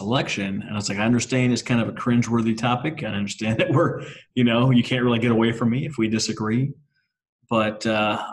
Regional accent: Minnesota, United States; moved away; also born or lived in Oklahoma; I'm from Minnesota originally

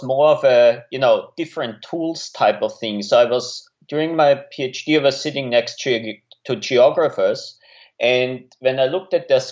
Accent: Austria; moved away as an adult; also born or lived in Innsbruck, Austria / United States; now in Melbourne, Australia; I'm originally from Austria

